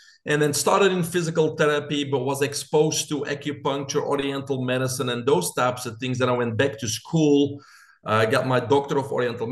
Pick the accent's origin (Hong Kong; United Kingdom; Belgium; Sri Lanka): Belgium; moved away as an adult; now in United States; I'm originally from Belgium.